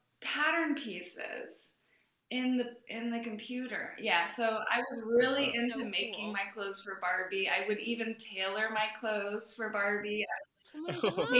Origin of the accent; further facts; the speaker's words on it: Delaware, United States; moved away; also born or lived in New York; I grew up in Delaware, and that's very far away from the film industry